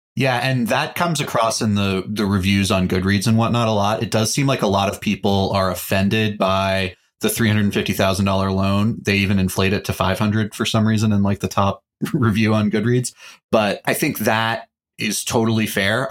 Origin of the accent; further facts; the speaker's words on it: Texas, United States; I am a Texan